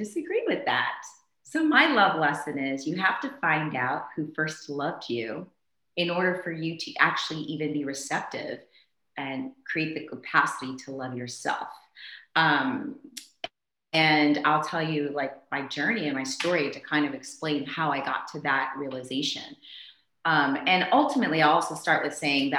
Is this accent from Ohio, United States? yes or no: no; Maryland, United States; also born or lived in Zambia; I was just a normal kid growing up in Maryland